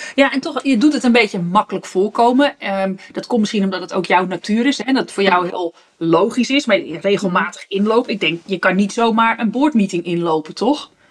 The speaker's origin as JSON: {"language": "Dutch", "country": "Netherlands", "said": "als, als Nederlanders"}